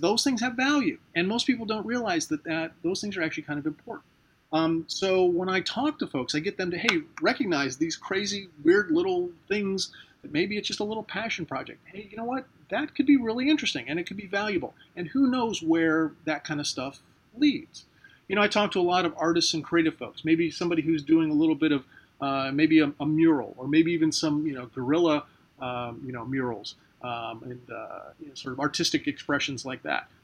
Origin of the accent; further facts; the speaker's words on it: Ohio, United States; now in St. Petersburg, United States; I'm originally from Ohio.